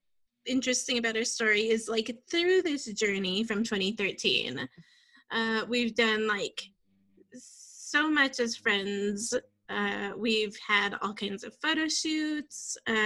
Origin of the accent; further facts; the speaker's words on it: Northern Cheyenne Reservation, Montana, United States; now in Missoula, United States; I'm a minority. So, but I grew up on the Northern Cheyenne Reservation and I embrace that culture and that lifestyle.